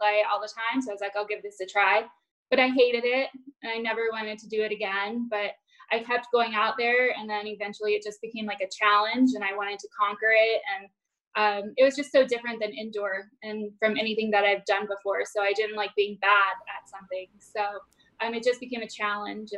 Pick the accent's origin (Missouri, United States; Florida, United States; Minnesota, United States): Florida, United States; Fort Myers; Fort Myers, which is my hometown